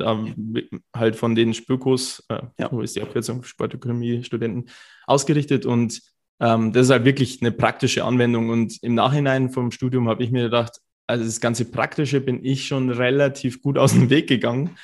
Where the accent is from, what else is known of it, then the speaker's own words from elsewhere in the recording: Cham, Bavaria, Germany; moved away as an adult; also born or lived in Bayreuth; ich komme aus Karm, das ist so zwei Stunden fast weg